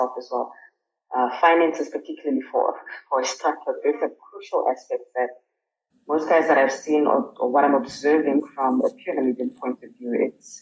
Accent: Namibia; in my home country

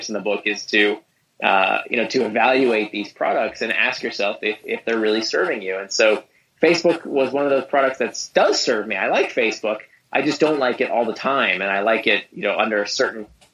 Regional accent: Orlando, Florida, United States; also born or lived in Israel; I grew up in Orlando. I was born in Israel.

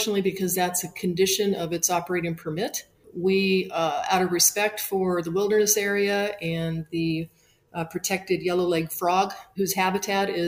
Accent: Spokane, Washington, United States; moved away; I grew up in Spokane, Washington, and had the good fortune to grow up in a skiing family

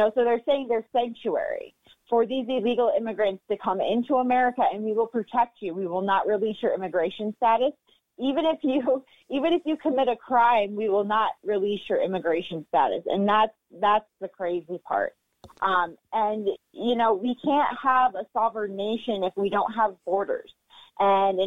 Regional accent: New York City, New York, United States; I'm a native New Yorker. Born and raised in New York

